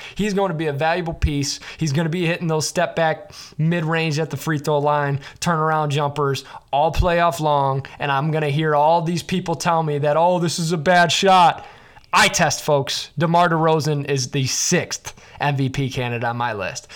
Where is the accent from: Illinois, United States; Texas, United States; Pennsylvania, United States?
Illinois, United States; Chicago; I grew up in Chicago.